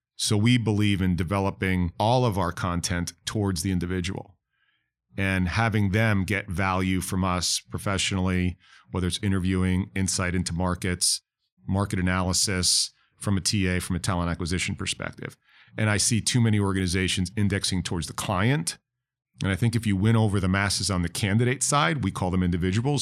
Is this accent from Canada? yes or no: no; New York, United States; now in Florida, United States; I'm from New York.